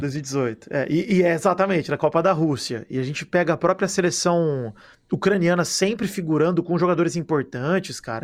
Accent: Araraquara, São Paulo, Brazil; eu sou de Araraquara

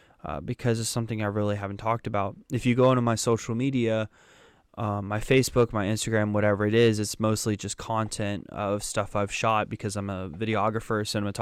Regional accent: Germany; born there; So, a little bit of history about me. I was born in Germany, but there were some complications with that.

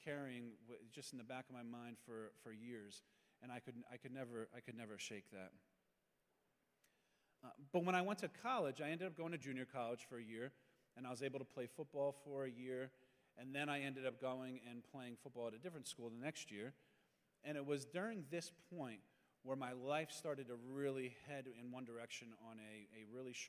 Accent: Pennsylvania, United States; I'm from Pennsylvania. As a kid, I had no faith upbringing whatsoever

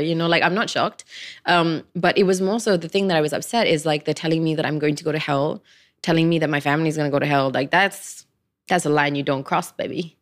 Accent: Klang, Selangor, Malaysia; I come from Klang

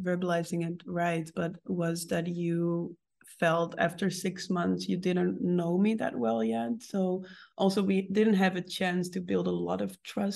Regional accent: Netherlands; me growing up in the Netherlands

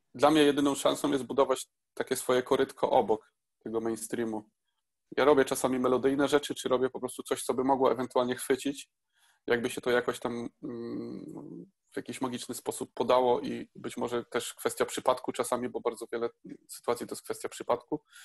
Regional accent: Poland; moved away as an adult; also born or lived in Bydgoszcz; Ja pochodzę ze wsi

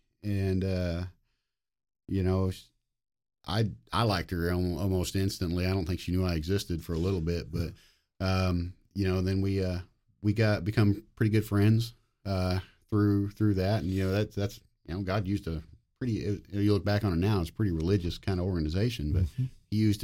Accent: Fairview, Oklahoma, United States; Fairview, Oklahoma.

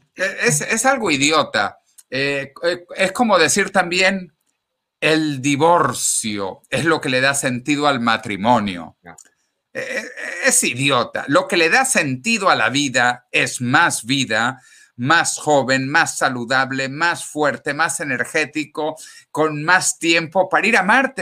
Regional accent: Venezuela; moved away as an adult; also born or lived in Ecuador; now in Spain; los que hemos nacido en Venezuela como yo con pasaporte venezolano

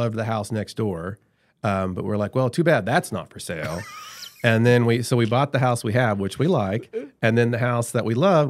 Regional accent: Dewey, Oklahoma, United States; Because I grew up in Dewey, which is a suburb of Bartersville.

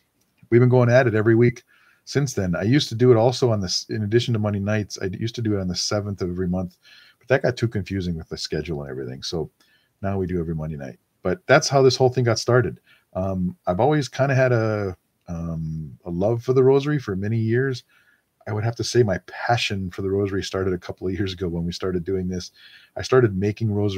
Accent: Wisconsin, United States; moved away; also born or lived in California; I grew up in Wisconsin, Packers fan

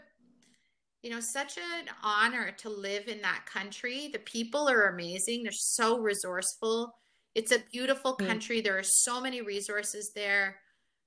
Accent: Canada; also born or lived in Nairobi, Kenya; I came to Canada like so young, and when I was three.

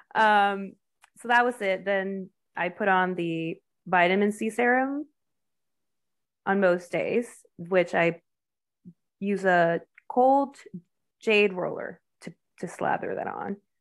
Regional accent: Mexico; now in United States; I grew up in Mexico, it's very homogenous or homogeneous

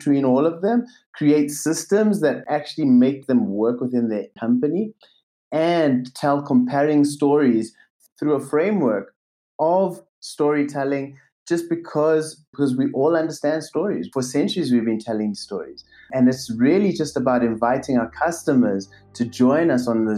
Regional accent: South Africa; I grew up in South Africa.

